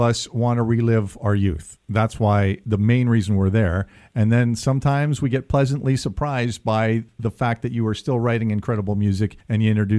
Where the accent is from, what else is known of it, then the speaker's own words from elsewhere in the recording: Saskatoon, Saskatchewan, Canada; now in Edmonton, Canada; Dakota Dunes in Saskatoon, which is my hometown